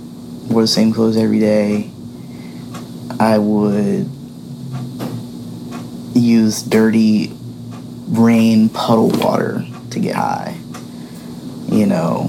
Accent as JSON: {"language": "English", "town": "Pittsburgh", "region": "Pennsylvania", "country": "United States", "tie": "born or raised there", "said": "I'm from the Pittsburgh area, born and raised"}